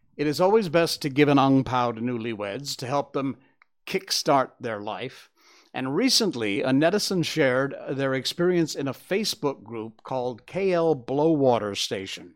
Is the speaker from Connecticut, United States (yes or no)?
yes; Cornwall, Connecticut, United States; I grew up in Cornwall, Connecticut